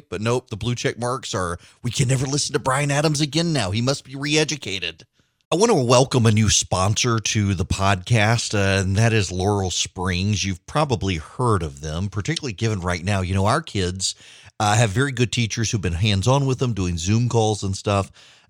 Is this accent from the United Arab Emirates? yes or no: yes; Dubai, United Arab Emirates; My parents never sent me to camp. Now, granted, I grew up in Dubai, but we would come home during the summer.